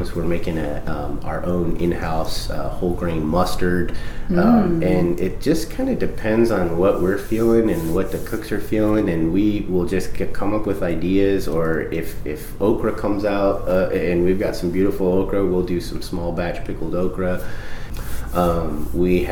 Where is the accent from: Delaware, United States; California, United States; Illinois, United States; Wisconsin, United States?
California, United States; Southern; also born or lived in Flint, Michigan; I was born in Flint, Michigan, and I actually lived in Michigan until I was five and then moved to Southern California.